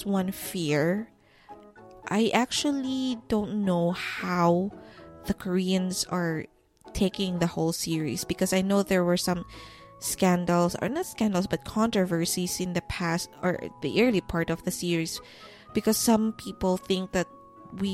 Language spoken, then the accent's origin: English; Philippines; that's me being Filipino